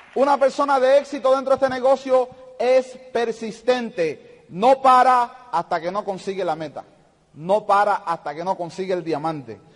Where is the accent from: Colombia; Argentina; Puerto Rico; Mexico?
Puerto Rico; yo soy de Puerto Rico